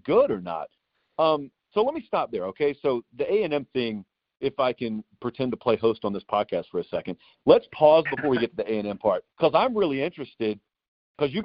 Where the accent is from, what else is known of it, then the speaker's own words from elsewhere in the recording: Columbus, Georgia, United States; moved away; I grew up in Columbus, Georgia.